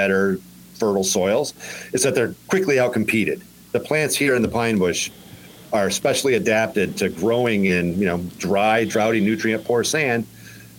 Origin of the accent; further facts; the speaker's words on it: Johnstown, New York, United States; Originally, I'm from the northern edge of Johnstown, New York